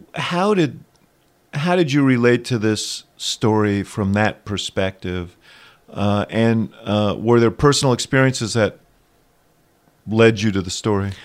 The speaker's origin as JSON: {"language": "English", "town": "New York City", "region": "New York", "country": "United States", "tie": "born or raised there", "said": "when I was growing up in New York City"}